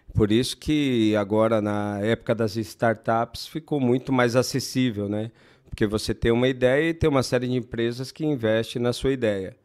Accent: Brazil; Minha mãe tem uma escola lá na Zona Sul. Uhum. E foi onde eu nasci, onde a gente morou bastante tempo tal

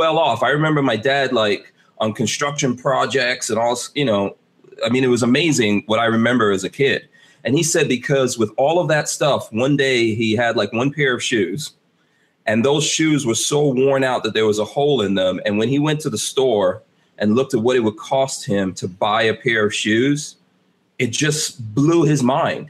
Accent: Guyana; moved away; I'm from Guyana

